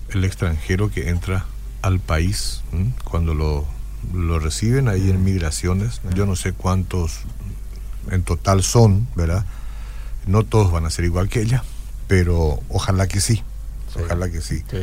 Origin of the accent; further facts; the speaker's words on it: Paraguay